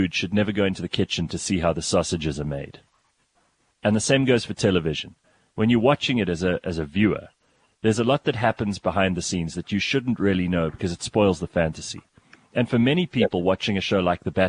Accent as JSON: {"language": "English", "town": "Pretoria", "region": "Gauteng", "country": "South Africa", "said": "we're both from Pretoria"}